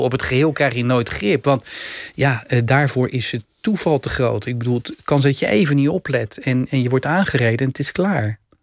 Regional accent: Rotterdam, South Holland, Netherlands; ik ben Rotterdammer

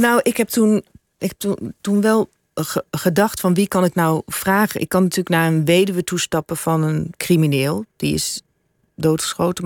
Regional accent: Suriname; moved away; also born or lived in Brabant; Ik heb ook mijn deel van mijn jeugd in Suriname eh, opgegroeid. Ik voel me ook Surinamer

